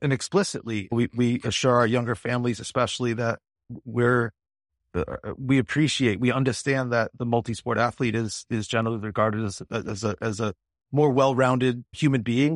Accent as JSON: {"language": "English", "town": "Springfield", "region": "Massachusetts", "country": "United States", "tie": "born or raised there", "said": "I'm an American born in Springfield, Massachusetts in nineteen seventy-two"}